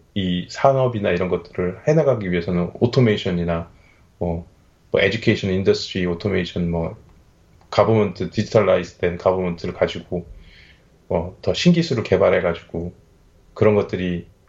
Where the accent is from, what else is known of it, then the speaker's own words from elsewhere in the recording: South Korea; moved away as an adult; now in Australia; 제가 한국에 있을 때는 어렸을 때부터 살았기 때문에